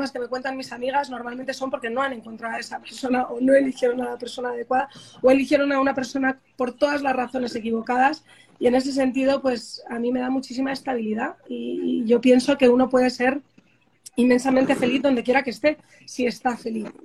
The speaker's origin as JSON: {"language": "Spanish", "country": "United States", "said": "como soy americana, le dije a mi madre, fíjate mamá, que no vuelvo, voy a ver si me quedo en Boston"}